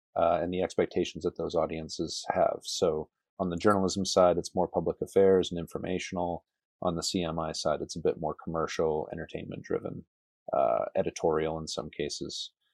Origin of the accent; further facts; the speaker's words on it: New Hampshire, United States; moved away as an adult; also born or lived in New England / South Carolina; now in Lubbock, United States; I was born in New Hampshire and spent most of my life in New England